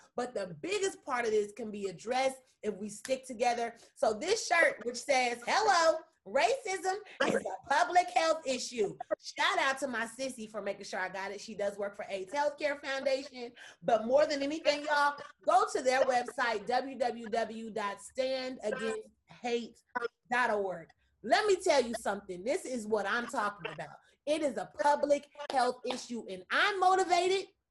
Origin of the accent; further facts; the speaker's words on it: Kansas City, United States; from KC